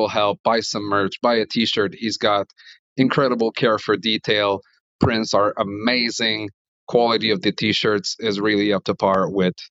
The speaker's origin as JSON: {"language": "English", "town": "Montreal", "region": "Quebec", "country": "Canada", "said": "I am from Montreal"}